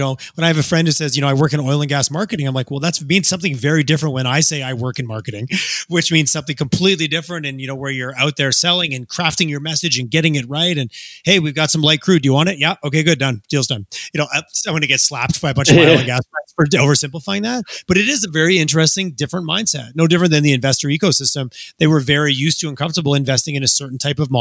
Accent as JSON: {"language": "English", "town": "Montreal", "region": "Quebec", "country": "Canada", "tie": "born or raised there", "moved": "yes", "lives_now": "Alberta, Canada", "said": "I grew up in Montreal, a lot of friends in Montreal"}